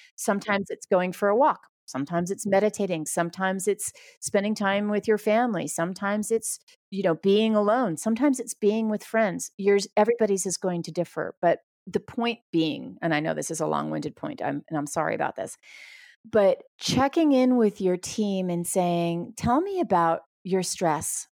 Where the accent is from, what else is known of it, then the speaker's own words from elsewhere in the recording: New York, United States; I'm from New York